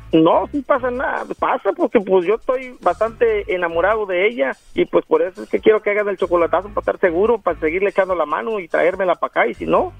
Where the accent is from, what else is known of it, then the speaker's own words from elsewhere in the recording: Mexico; moved away as an adult; now in Los Angeles, United States; Yo soy mexicano de Gusto, Colorado.